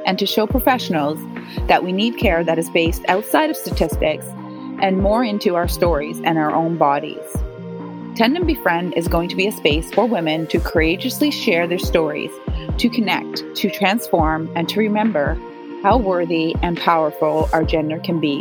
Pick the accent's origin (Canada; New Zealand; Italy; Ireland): Canada; Newfoundland and Labrador; I'm a Newfoundlander and I am one of seven children.